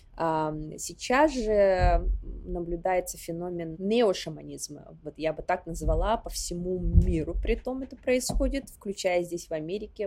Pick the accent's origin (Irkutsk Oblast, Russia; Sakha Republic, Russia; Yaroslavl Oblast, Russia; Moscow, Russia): Sakha Republic, Russia; Yakutia; moved away as an adult; also born or lived in Warsaw, Poland; now in New York, United States; мой родной дом — это Якутия, в частности, Усилданский район, откуда я родом а, село Ускьоля